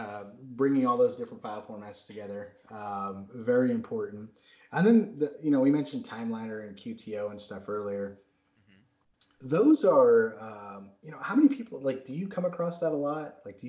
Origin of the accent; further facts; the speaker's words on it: Worcester, Massachusetts, United States; I'm from Massachusetts originally. I'm from Worcester. And I hear all these people talking, and I'm like, oh, my gosh, did I used to sound like this?